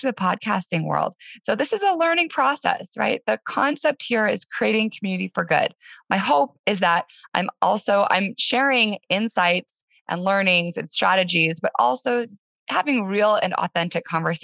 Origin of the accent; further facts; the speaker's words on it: Denver, Colorado, United States; moved away as an adult; my hometown, Denver, Colorado, after being gone for about 13 years.